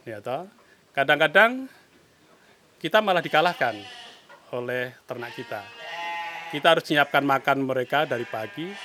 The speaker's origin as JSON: {"language": "Indonesian", "town": "Muntilan", "region": "Central Java", "country": "Indonesia", "tie": "born or raised there", "said": "Saya lahir di Muntilan."}